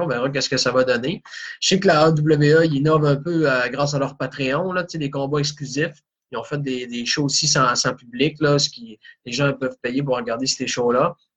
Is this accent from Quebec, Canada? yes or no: yes; Quebec, Canada; en tant que Québécois